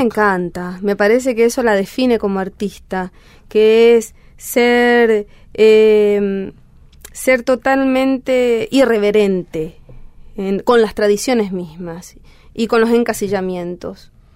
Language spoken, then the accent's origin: Spanish; Clorinda, Formosa, Argentina; Yo nací en Clorinda Formosa